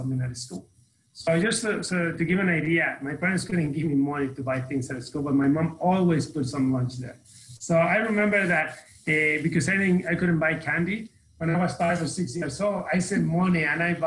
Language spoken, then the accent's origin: English; Mexico City, Mexico; English is a second language; moved away as an adult; now in United States; I grew up in Mexico City